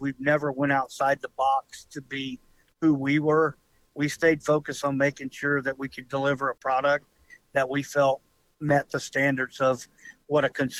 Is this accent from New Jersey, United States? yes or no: no; Palacios, Texas, United States; also born or lived in Port Lavaca, Texas; I was born in Port Lavaca, grew up down in Palacios, went to Industrial. So I'm a Texas boy through and through.